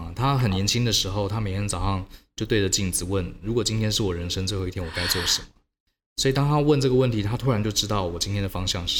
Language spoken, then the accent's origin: Chinese; Taiwan; 跟我们一样都在台湾长大